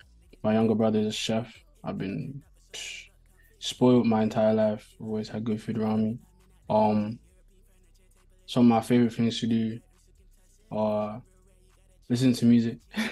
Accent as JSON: {"language": "English", "town": "Luton", "region": "East of England", "country": "United Kingdom", "tie": "born or raised there", "also_born_or_lived": "West London / North London / Nigeria (ancestry)", "moved": "yes", "lives_now": "London, United Kingdom", "said": "So I'm originally from Luton. I was born in West London, but I did most of my schooling up in Luton. But nowadays, I be in North London most of my time."}